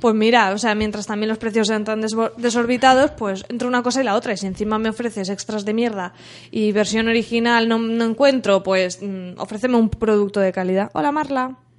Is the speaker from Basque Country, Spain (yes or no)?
no; Alcoy, Valencian Community, Spain; de mi pueblo, de Alcoy.